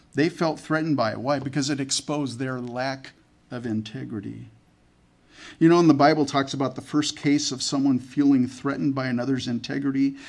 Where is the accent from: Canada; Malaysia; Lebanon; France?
Canada; I was born in Canada.